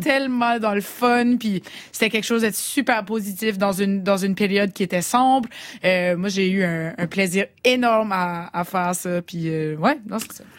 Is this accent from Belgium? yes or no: no; southeastern New Brunswick, Canada; accent: Chiac; je suis acadienne, donc je suis pas québécoise. Je viens d'une région qui est à côté du Québec, euh, l'est du Québec, une province qui s'appelle le Nouveau-Brunswick, c'est au Canada. les Acadiens du sud-est du Nouveau-Brunswick, on a cet accent ici.